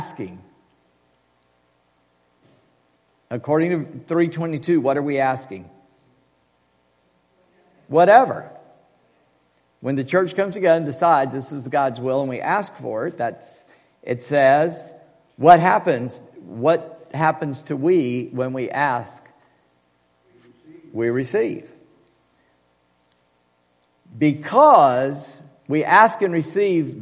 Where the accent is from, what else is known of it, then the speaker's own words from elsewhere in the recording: United States; we are so American